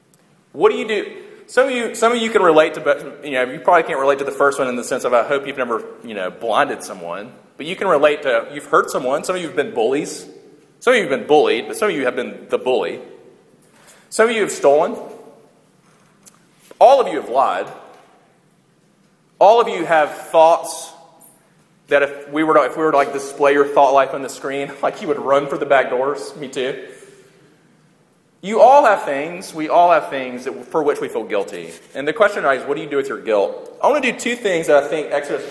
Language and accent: English; United States; we're Western and we're American